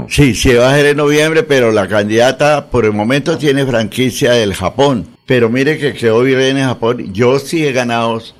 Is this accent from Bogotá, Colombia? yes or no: no; Santander, Colombia; Esperanza Gallón, que fue un ícono grande en mi tierra, Santander, amiga mía.